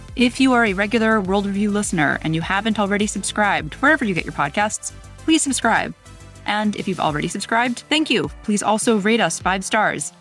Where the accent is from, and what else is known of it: United States